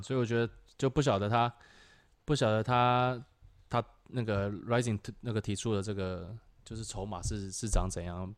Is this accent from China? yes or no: no; Taiwan; 是我们台湾人